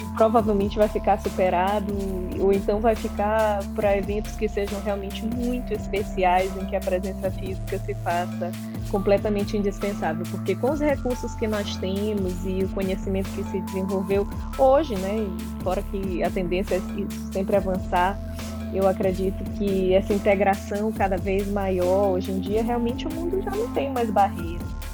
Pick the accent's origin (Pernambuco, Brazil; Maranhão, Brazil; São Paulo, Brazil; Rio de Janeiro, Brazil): Maranhão, Brazil; São Luís; moved away as an adult; also born or lived in Florianópolis / Lisbon; saí de São Luís para estudar em Florianópolis por causa de uma universidade